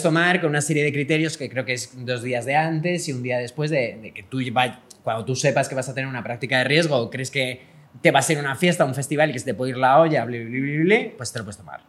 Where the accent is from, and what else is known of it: Spain